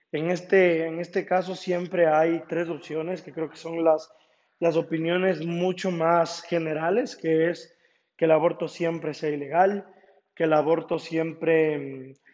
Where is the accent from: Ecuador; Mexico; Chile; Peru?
Ecuador; Ambato, Tungurahua; also born or lived in Quito; y en Ambato porque es mi ciudad natal y es donde también a consecuencia de la pandemia he estado viviendo este último año y medio.